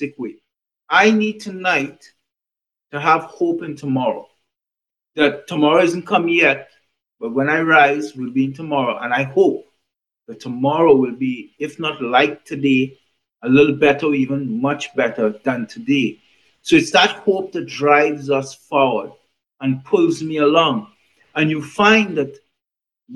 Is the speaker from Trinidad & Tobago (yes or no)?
yes; Trinidad & Tobago; I was born in the Caribbean, in Trinidad to be specifically.